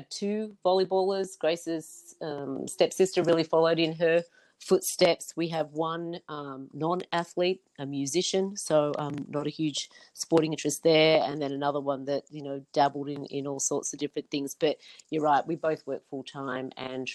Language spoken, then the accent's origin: English; New South Wales, Australia; I grew up in New South Wales